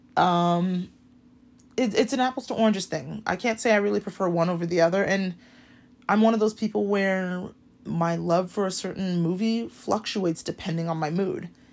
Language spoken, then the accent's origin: English; Hawaii, United States; growing up in Hawaii